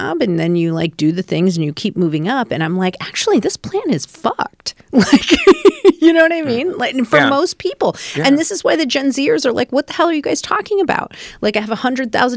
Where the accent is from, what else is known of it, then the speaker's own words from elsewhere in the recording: Rockford, Illinois, United States; I grew up in Rockford, Illinois.